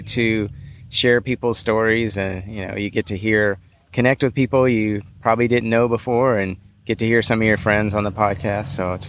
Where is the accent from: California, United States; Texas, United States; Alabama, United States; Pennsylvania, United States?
Texas, United States; Houston; being from Houston.